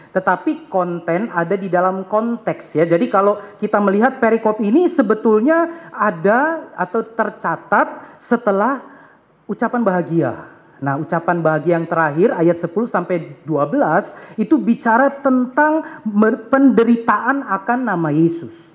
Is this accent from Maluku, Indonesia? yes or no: yes; Ambon, Maluku, Indonesia; also born or lived in Jakarta; saya orang Ambon